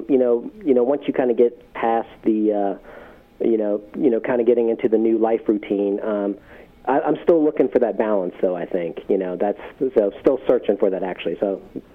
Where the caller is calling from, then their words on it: Richmond, Virginia, United States; I'm actually calling from Richmond, Virginia